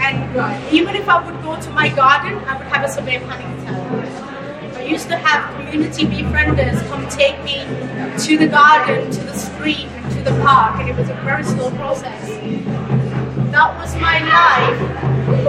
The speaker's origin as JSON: {"language": "English", "country": "United Kingdom", "tie": "born or raised there", "also_born_or_lived": "Rawalpindi, Pakistan", "second_language": "English", "said": "around the age of 7, me and my mom moved to the UK to be with my dad"}